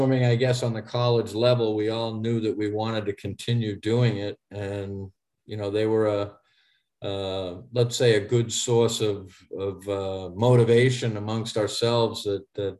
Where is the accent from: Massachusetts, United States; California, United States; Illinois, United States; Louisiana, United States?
Massachusetts, United States; Haverhill; I grew up in Eastern Massachusetts in Haverhill, Massachusetts.